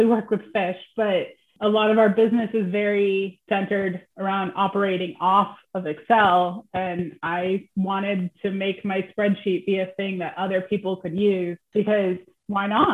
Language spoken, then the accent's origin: English; United States; As I'm American